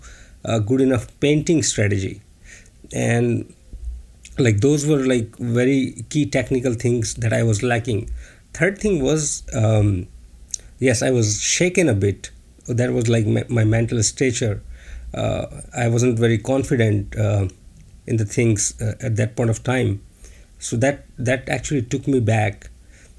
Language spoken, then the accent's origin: English; India; moved away as an adult; now in China; I'm from India